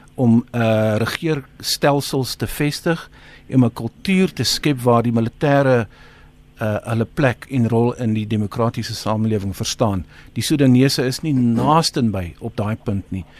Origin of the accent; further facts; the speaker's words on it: South Africa; ons as Suid-Afrikaners